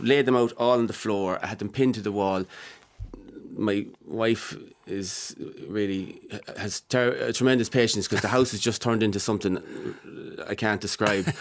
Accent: Mullingar, Leinster, Ireland; my hometown, my backyard

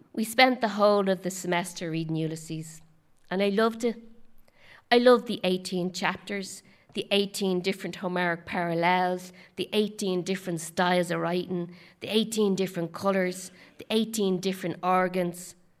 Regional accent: Dublin, Leinster, Ireland; moved away as an adult; also born or lived in Boston; my hometown of Dublin

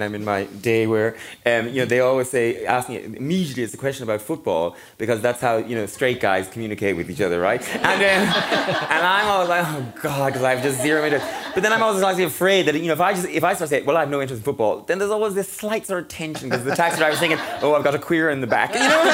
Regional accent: Mayo, Connacht, Ireland; I'm from Mayo

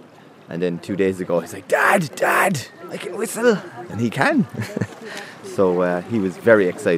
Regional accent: Cork, Munster, Ireland; I'm from Cork.

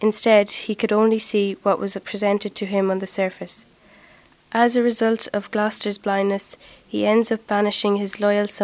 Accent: Longford, Leinster, Ireland; I'm from Scullwhere, Longford

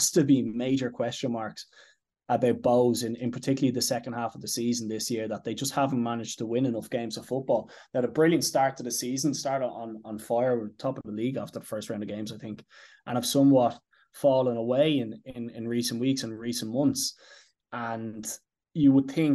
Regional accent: Dublin, Leinster, Ireland; I'm Casanock. My dad is Cabra

